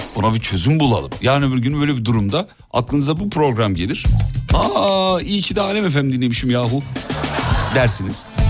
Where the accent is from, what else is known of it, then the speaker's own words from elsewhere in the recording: Black Sea Region, Turkey; Bizim orada muhlama derler, Karadeniz'de muhlama e, e, derler.